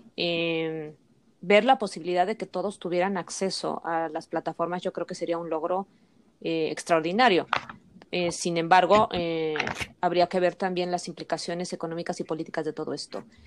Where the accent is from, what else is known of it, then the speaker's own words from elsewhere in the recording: Mexico; nosotros contamos como sociedad mexicana